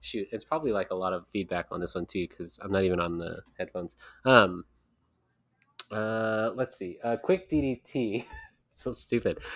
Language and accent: English; California, United States; I live in California